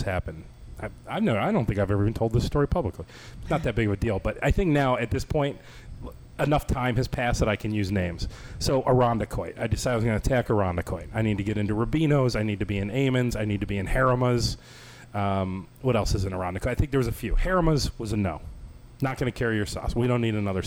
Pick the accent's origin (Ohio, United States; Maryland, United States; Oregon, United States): Ohio, United States; moved away; I'm from Ohio